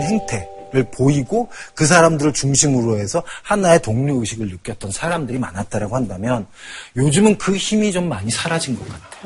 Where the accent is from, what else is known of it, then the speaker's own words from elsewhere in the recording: Seoul, South Korea; 근데 저는 사실은 그 삼각지에서 태어났거든요.